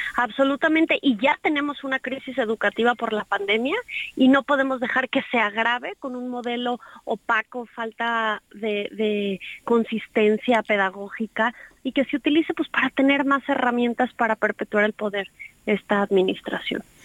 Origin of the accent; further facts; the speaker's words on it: Mexico City, Mexico; moved away; also born or lived in Jalisco; viví aquí mucho tiempo, pero en realidad soy chilanga